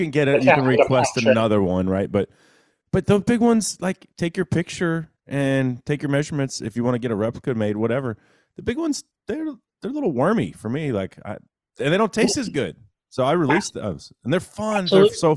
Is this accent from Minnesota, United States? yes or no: no; North Texas, United States; me growing up in North Texas